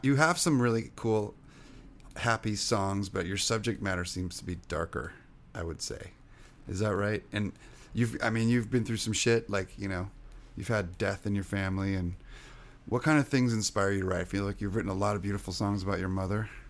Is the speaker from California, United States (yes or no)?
yes; Orange County, California, United States; English is a second language; also born or lived in France; I grew up in Orange County